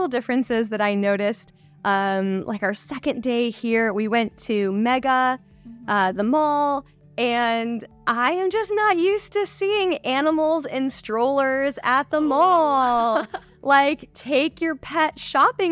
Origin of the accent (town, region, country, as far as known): United States; moved away as an adult; also born or lived in Morocco; now in Bangkok, Thailand